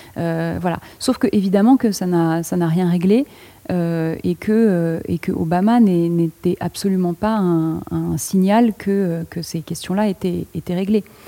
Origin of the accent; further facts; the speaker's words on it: France; je parle en tant que française